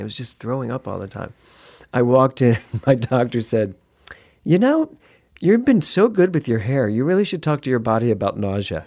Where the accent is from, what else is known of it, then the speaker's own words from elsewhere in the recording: Philadelphia, Pennsylvania, United States; now in Los Angeles, United States; I'm from Philly